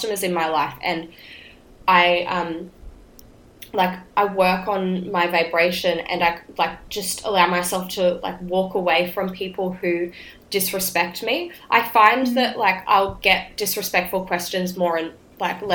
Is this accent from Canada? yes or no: no; Brisbane, Queensland, Australia; moved away; I went home back to my home state in Queensland